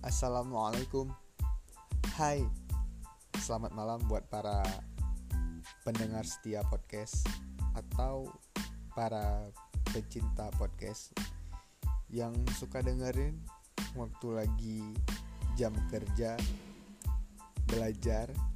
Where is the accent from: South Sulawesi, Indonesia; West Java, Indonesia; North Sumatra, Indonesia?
North Sumatra, Indonesia; Medan; Aku lahir di Medan, tujuh belas Juli seribu sembilan ratus sembilan puluh delapan.